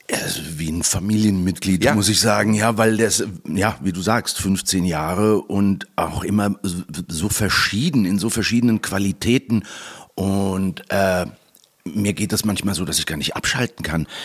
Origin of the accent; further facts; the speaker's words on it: Malaga, Andalusia, Spain; Und ansonsten habe ich ja auch noch meinen Wohnsitz in Malaga. das ist meine Heimat.